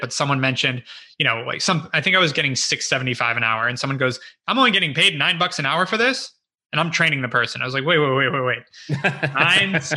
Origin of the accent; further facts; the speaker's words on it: Los Angeles, California, United States; also born or lived in Ohio (possibly Ojai, California / ASR unclear); first six years of my life were